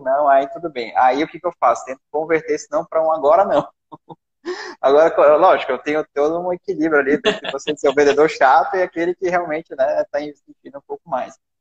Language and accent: Portuguese; Manaus, Amazonas, Brazil; eu sou de Manaus